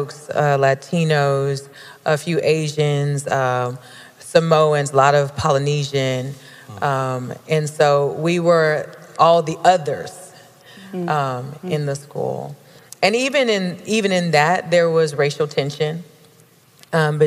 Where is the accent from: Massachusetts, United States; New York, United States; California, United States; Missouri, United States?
California, United States; Lynwood; now in San Diego, United States; we actually were both born and raised in Los Angeles. I was born in a smaller city on the outskirts called Lynnwood